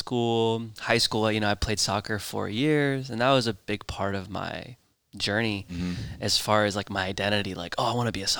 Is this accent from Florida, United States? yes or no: yes; Florida, United States; also born or lived in New Jersey; So my parents and I only spent 1 year there because they had a job opportunity in Florida.